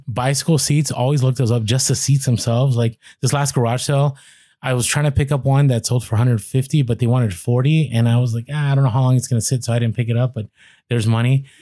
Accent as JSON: {"language": "English", "country": "United States", "said": "a lot of us in America, we're very American-centric"}